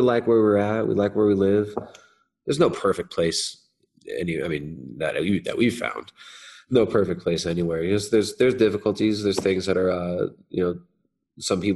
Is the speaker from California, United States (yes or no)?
yes; Southern California, United States; moved away; I grew up in Southern California